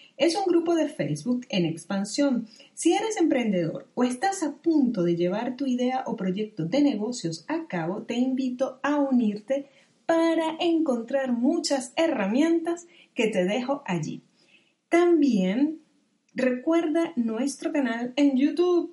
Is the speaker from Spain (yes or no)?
no; Venezuela; moved away; mi país de origen, Venezuela